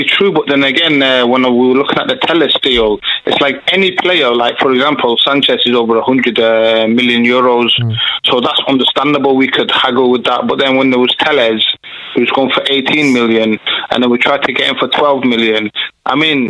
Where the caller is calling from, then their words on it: Manchester, North West England, United Kingdom; From Manchester.